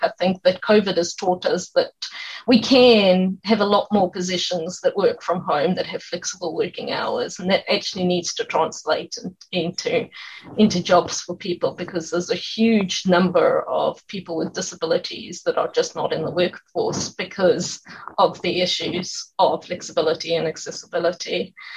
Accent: South Africa; now in Dunedin, New Zealand; I'm from South Africa, we don't have any family here

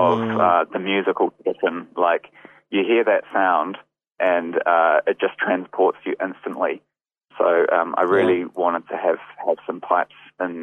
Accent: Wellington, New Zealand; moved away as an adult; also born or lived in Golden Bay; now in Dunedin, New Zealand; back in Wellington when I lived there. I grew up in Wellington.

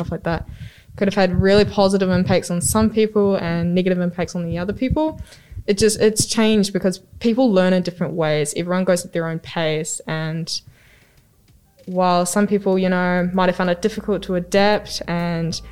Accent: Wairarapa, Wellington, New Zealand; I'm from the Wairarapa

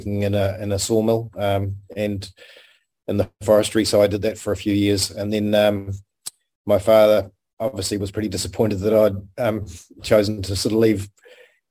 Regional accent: Hokitika, West Coast, New Zealand; moved away; I was born in Hokitika, a little place on the west coast of the South Island, quite a rugged part of New Zealand

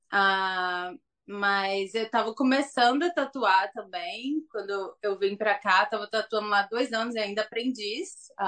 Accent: Governador Valadares, Minas Gerais, Brazil; moved away as an adult; also born or lived in Belo Horizonte / São Paulo; now in Tauranga, New Zealand; de Governador Valadares, Minas Gerais. Ah, é. Nasci lá, já morei em BH, já morei em São Paulo.

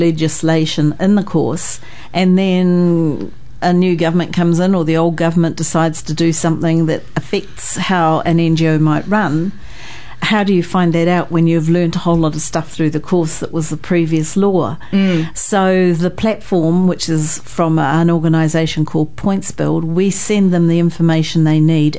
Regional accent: Invercargill, Southland, New Zealand; now in Wellington, New Zealand; I come originally from Invercargill in Southland

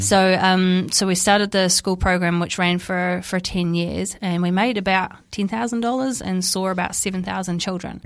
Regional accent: Napier, Hawke's Bay, New Zealand; I grew up in Napier

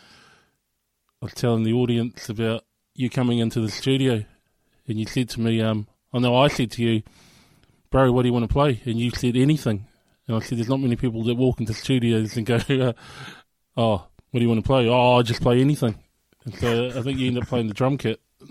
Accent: Dunedin, Otago, New Zealand; also born or lived in Invercargill; I was brought up here in New Zealand. I was born in Invercargill, and our family moved to here in Dunedin, Otipoti, in the early 80s

